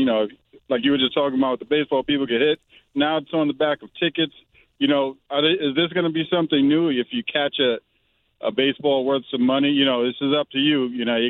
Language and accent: English; New York, United States; I'm from New York